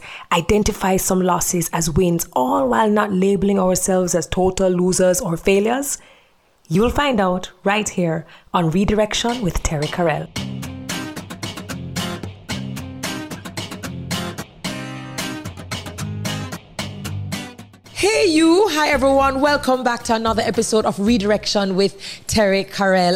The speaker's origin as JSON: {"language": "English", "country": "Jamaica", "said": "I am your Jamaican girl"}